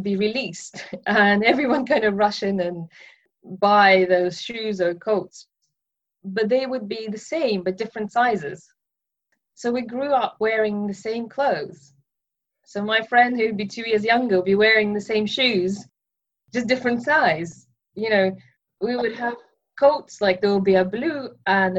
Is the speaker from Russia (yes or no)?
yes; Russia; moved away; I was born in Russia in 1980, so it was still a Soviet Union